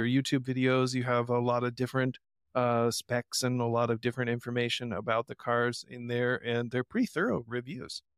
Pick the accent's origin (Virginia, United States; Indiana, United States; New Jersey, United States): Indiana, United States; moved away; I'm from Indiana